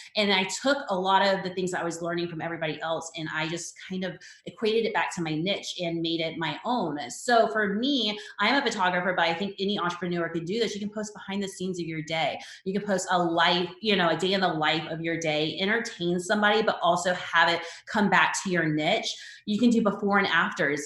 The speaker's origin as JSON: {"language": "English", "town": "Charleston", "region": "South Carolina", "country": "United States", "tie": "born or raised there", "moved": "as an adult", "said": "move back to my hometown in Charleston, South Carolina"}